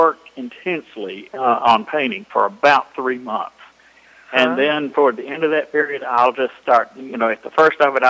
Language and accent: English; North Carolina, United States; I'm from North Carolina, I guess, but I got interested in the folk music of this area